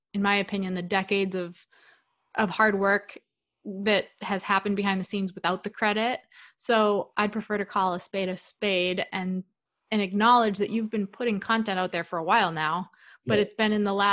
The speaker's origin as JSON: {"language": "English", "region": "New England", "country": "United States", "moved": "yes", "said": "we're both from New England"}